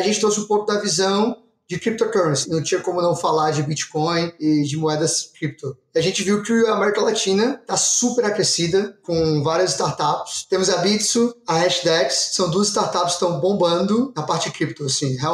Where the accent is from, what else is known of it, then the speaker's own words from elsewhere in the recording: Ceará, Brazil; Então hoje, sou do Ceará, né? Como você já devem ter sabendo.